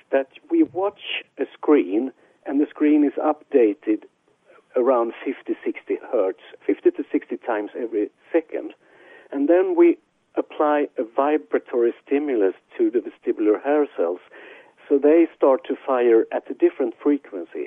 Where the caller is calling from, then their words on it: Israel; I'm calling from Israel.